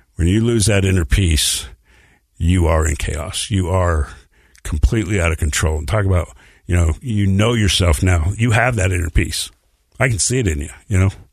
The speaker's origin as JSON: {"language": "English", "town": "Bountiful", "region": "Utah", "country": "United States", "tie": "born or raised there", "also_born_or_lived": "Salt Lake City, Utah", "said": "age five, we moved to Bountiful, Utah."}